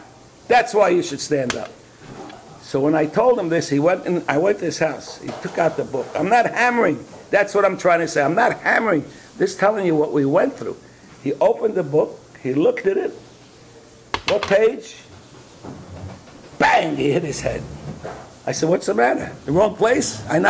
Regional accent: Brooklyn, New York, United States; Now, I'm from Brooklyn. I can't take these kind of things.

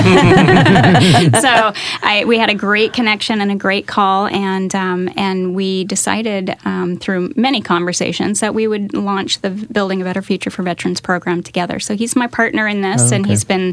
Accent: Seattle, Washington, United States; moved away as an adult; also born or lived in Oregon / California; So I grew up in the Northwest, and I'm a Seattle girl, and lived in Oregon for a long time.

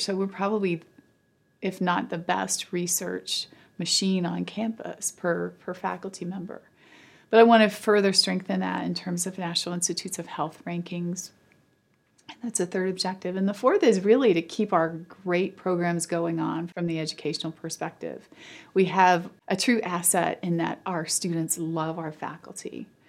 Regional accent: London, Kentucky, United States; I was born in London, Kentucky. My whole family lives in Eastern Kentucky.

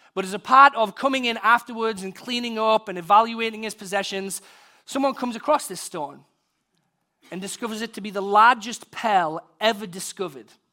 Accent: United Kingdom; being British, I'm from the country of Shakespeare

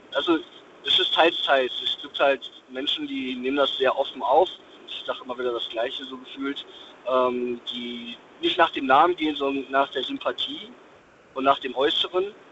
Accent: Dortmund, North Rhine-Westphalia, Germany; ich bin gebürtig aus Dortmund.

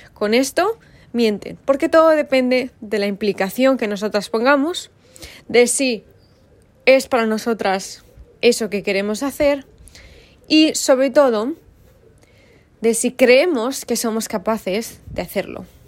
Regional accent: Valladolid, Castile and León, Spain; soy hija de mi madre, de mi padre y vengo de Valladolid

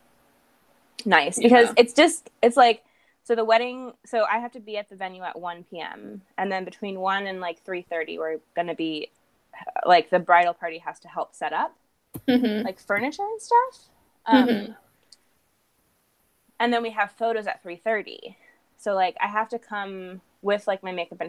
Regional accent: California, United States; I live in California.

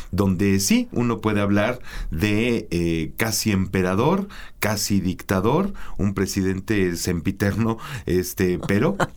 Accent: Mexico; soy mexicano

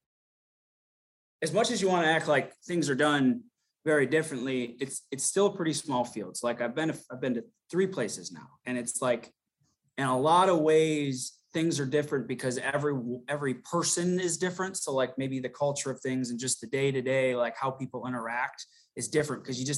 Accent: 15 minutes north of Detroit, Michigan, United States; moved away; I'm 15 minutes north of Detroit

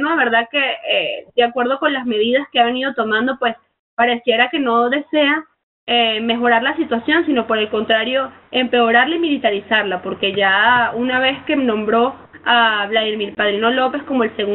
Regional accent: Venezuela; creo yo como venezolana

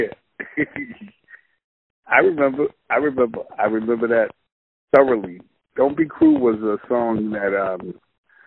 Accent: Boston, Massachusetts, United States; I'm from Roxbury

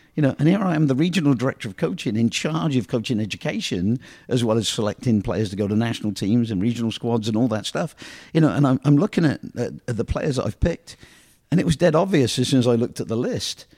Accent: England, United Kingdom; moved away; I came from England

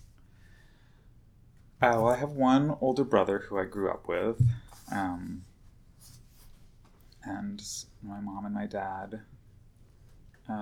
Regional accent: Boston, Massachusetts, United States; moved away as an adult; also born or lived in Allston, Boston / Brookline, Massachusetts / Portland, Oregon; now in Brooklyn, United States; I grew up in Boston, Massachusetts

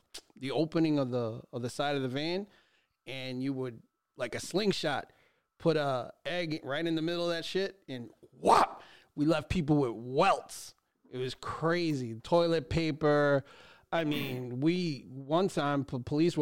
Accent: Westchester County, New York, United States; I grew up in Westchester County

